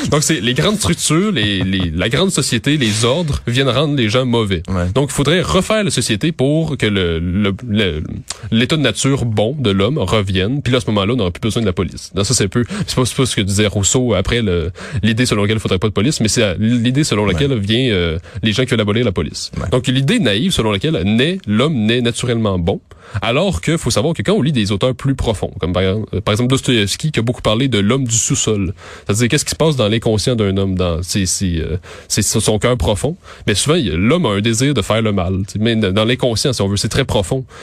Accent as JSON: {"language": "French", "area": "Montérégie", "region": "Quebec", "country": "Canada", "moved": "as an adult", "lives_now": "Montreal, Canada", "said": "je viens de la, de Montérégie"}